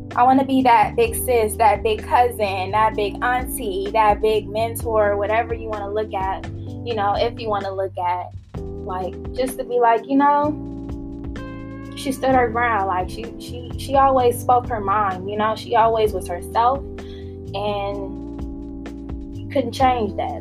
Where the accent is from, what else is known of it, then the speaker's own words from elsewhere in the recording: Los Angeles, California, United States; moved away as an adult; now in Las Vegas, United States; I was born and raised in Los Angeles